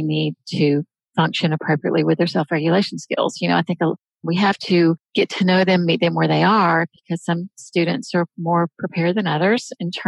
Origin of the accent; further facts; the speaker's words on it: the South, United States; I was born in the South, raised in the South.